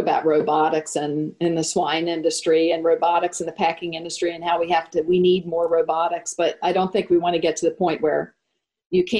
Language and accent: English; United States; as an American